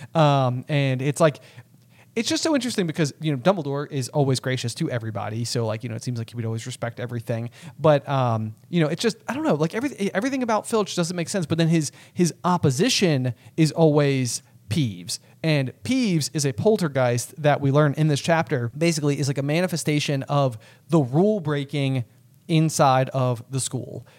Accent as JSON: {"language": "English", "country": "United States", "said": "as an American"}